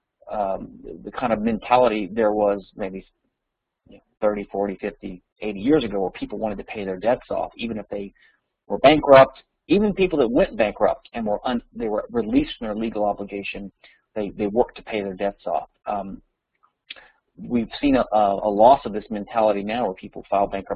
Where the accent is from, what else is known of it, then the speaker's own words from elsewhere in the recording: Louisiana, United States; Louisiana, my home state